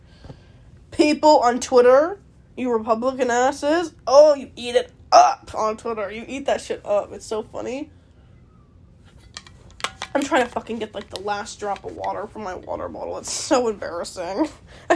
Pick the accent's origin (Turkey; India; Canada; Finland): Canada; I'm Canadian